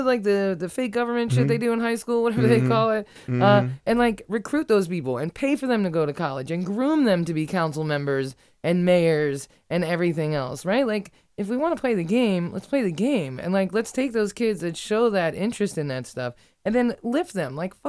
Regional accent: Ireland; I'm Irish. I'm honest, you know?

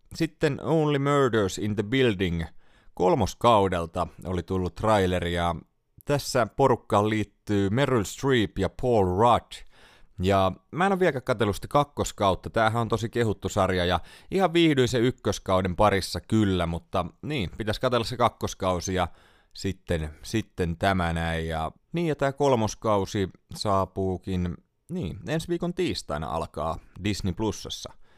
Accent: Tampere, Pirkanmaa, Finland; Kotikaupungissani Tampereella

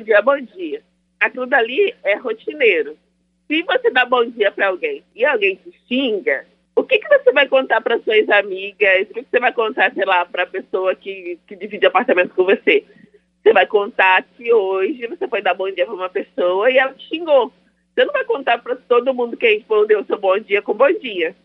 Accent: Niterói, Rio de Janeiro, Brazil; sou de Niterói, Rio de Janeiro.

